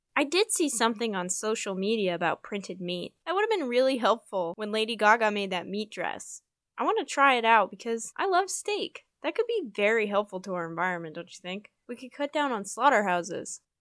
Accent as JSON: {"language": "English", "town": "Park City", "region": "Utah", "country": "United States", "moved": "yes", "lives_now": "Asheville, United States", "said": "I'm from Park City, Utah"}